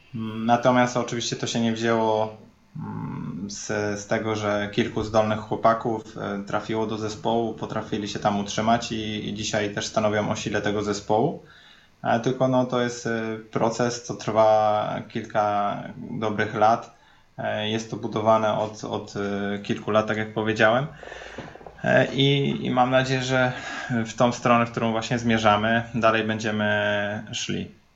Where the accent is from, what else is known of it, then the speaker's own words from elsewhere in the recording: Poznań, Greater Poland, Poland; na co dzień jestem z Poznania i na co dzień mieszkam w Poznaniu